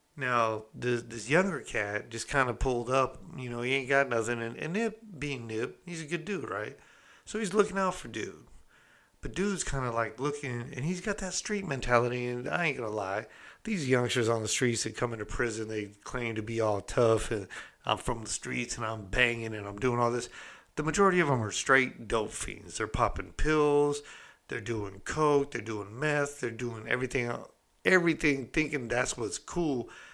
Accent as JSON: {"language": "English", "region": "California", "country": "United States", "said": "I'm from California"}